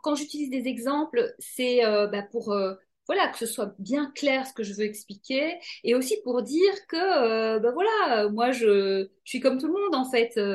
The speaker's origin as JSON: {"language": "French", "country": "Belgium", "said": "je viens de Belgique"}